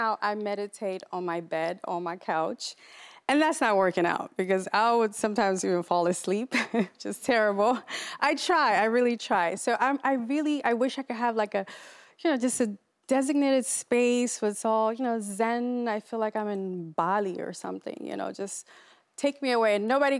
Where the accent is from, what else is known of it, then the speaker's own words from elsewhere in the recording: Maryland, United States; So I'm from Maryland